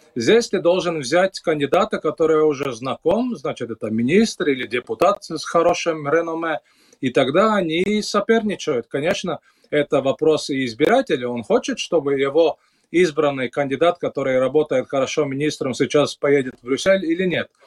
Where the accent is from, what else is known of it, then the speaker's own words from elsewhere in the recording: Latvia; у нас в Латвии